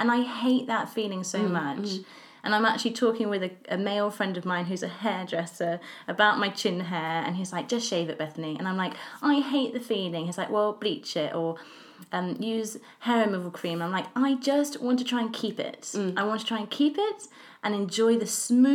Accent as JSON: {"language": "English", "region": "England", "country": "United Kingdom", "said": "I'm English and we're both living in London"}